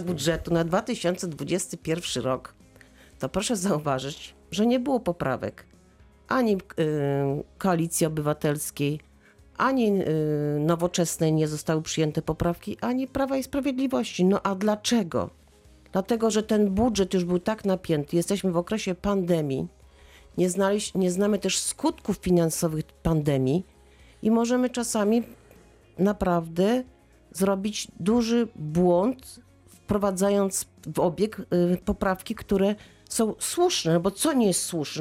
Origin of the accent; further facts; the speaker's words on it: Wrocław, Lower Silesian Voivodeship, Poland; jestem dumna z tego, że jestem wrocławianką